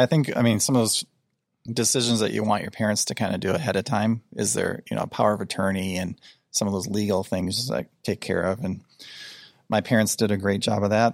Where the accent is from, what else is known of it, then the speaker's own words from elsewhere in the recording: Rochester, Minnesota, United States; now in Iowa, United States; where I grew up was in Rochester, Minnesota